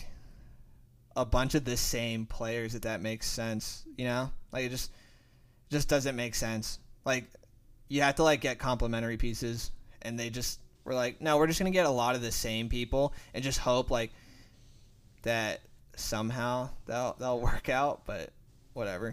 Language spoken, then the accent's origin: English; Miami, Florida, United States; We're both from Miami